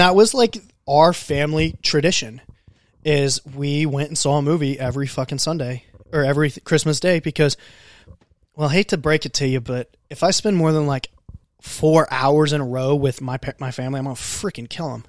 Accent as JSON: {"language": "English", "country": "United States", "tie": "born or raised there", "said": "I grew up in Benton County"}